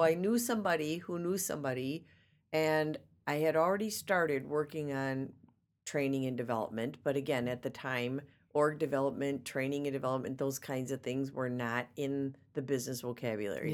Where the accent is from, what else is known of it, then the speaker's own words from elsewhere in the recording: Racine, Wisconsin, United States; I was born and raised in Racine, Wisconsin.